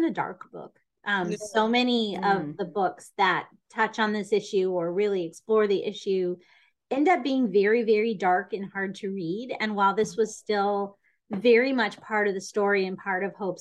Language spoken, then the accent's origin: English; United States; as having grown up in the United States school system